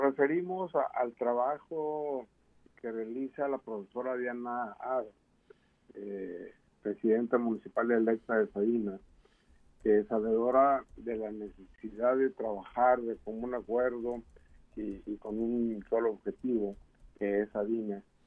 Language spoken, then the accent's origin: Spanish; Mexico; somos los mexicanos